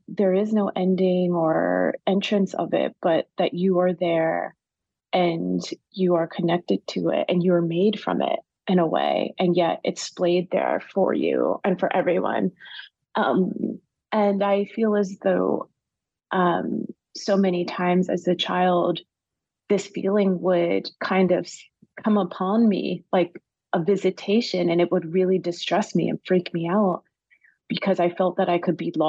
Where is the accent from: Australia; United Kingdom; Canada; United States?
United States; also born or lived in Washington, D.C. / Wilmington, Delaware; I was born in Washington, D.C. and raised between Washington and Wilmington, Delaware